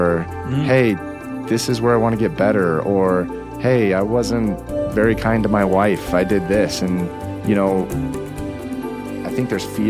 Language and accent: English; Lafayette, Colorado, United States; I grew up in Lafayette